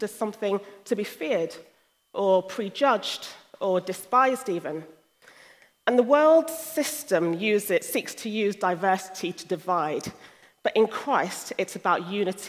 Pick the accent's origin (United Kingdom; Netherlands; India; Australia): United Kingdom; London; moved away as an adult; also born or lived in Sierra Leone (ancestry) / Nigeria (ancestry); now in Hull, United Kingdom; I was born in the UK and spent most of my life in London